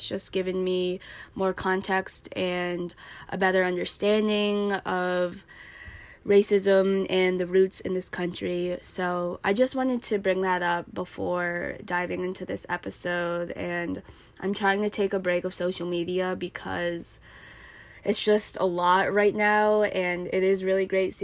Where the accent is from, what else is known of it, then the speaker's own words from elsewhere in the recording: United States; also born or lived in Chongqing, China; I am an American.